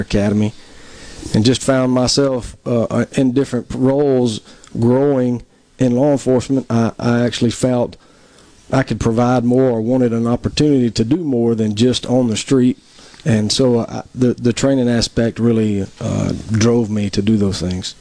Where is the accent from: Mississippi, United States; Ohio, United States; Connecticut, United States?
Mississippi, United States; Tupelo; I'm originally from Tupelo, mm-hmm. uh, born and raised there